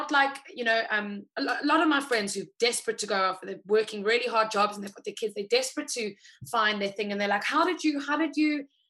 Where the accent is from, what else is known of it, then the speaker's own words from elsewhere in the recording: South Africa; Like, come sit as a South African. It's like, come join, come sit, come enjoy.